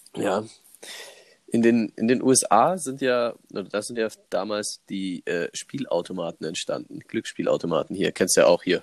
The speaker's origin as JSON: {"language": "German", "country": "Germany", "said": "bei uns in Deutschland"}